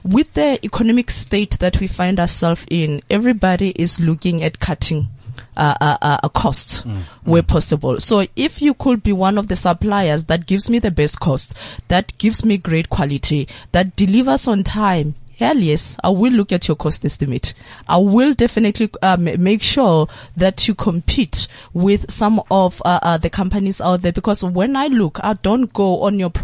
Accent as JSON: {"language": "English", "country": "South Africa", "said": "As the South African youth, I still view myself as youth"}